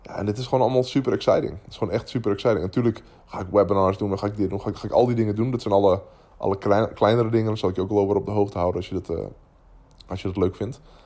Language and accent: Dutch; Netherlands